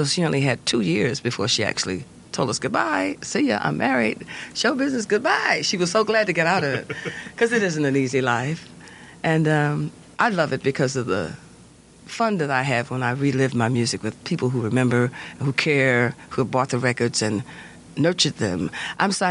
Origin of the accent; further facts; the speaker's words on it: Detroit, Michigan, United States; I'm from Detroit.